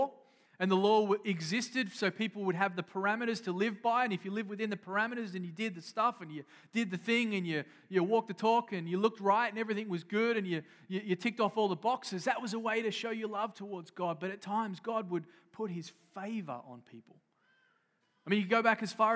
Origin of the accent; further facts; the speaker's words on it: Australia; now in United States; I grew up in Australia